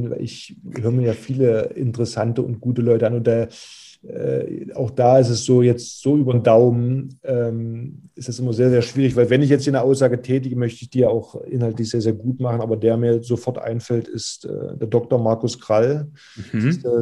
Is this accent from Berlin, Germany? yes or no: no; Magdeburg, Saxony-Anhalt, Germany; moved away as an adult; now in Kiel, Germany; Ich bin ja gebürtiger Magdeburger, war zu der Zeit Kapitän, Führungsspieler in der Mannschaft.